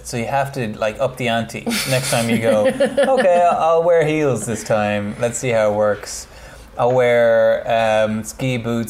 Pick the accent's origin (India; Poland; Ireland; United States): Ireland; credentials as an Irish person